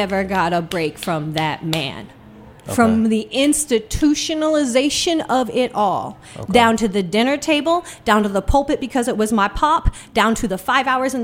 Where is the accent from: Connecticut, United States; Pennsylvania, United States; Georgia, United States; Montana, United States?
Montana, United States; moved away as an adult; also born or lived in Washington, D.C.; I'm Missouri, Montana